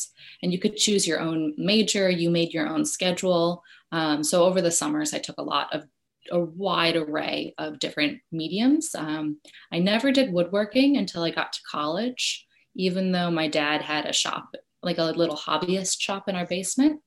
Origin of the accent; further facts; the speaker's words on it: Westchester, New York, United States; I grew up in Westchester, New York, so like half an hour outside of New York City